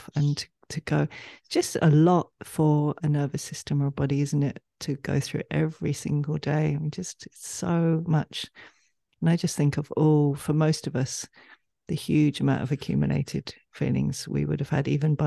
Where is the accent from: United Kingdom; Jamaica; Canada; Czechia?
United Kingdom; England; we're both from England